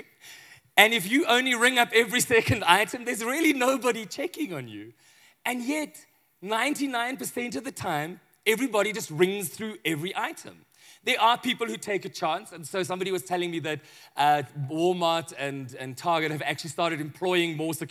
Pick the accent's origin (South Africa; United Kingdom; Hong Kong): South Africa; Johannesburg, Gauteng; I'm from Johannesburg